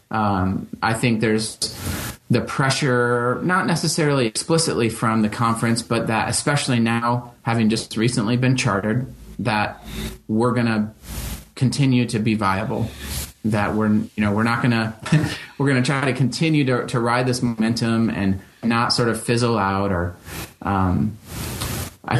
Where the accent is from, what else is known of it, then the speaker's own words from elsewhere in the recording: Holland, Michigan, United States; growing up in Western Michigan